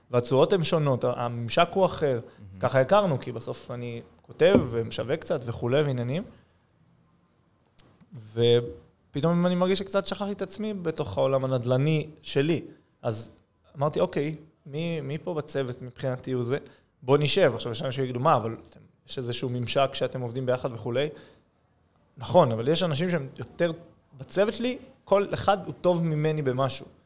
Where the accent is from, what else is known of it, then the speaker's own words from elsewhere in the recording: Judea and Samaria Area, Israel; כי כזה גדלתי בשומרון, אבל אני חילוני